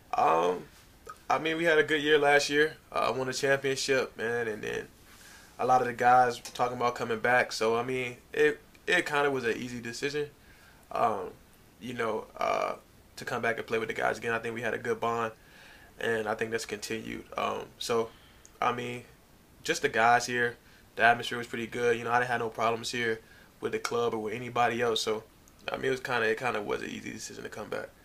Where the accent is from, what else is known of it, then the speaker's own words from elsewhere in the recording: Norfolk, Virginia, United States; I grew up in uh, Norfolk, Virginia.